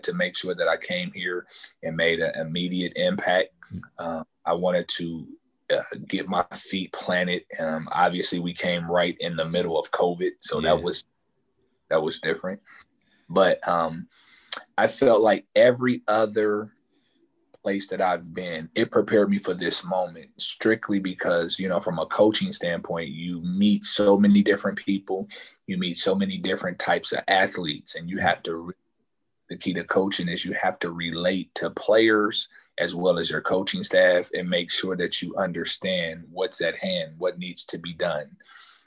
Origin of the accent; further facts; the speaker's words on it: Dayton, Ohio, United States; Growing up in Dayton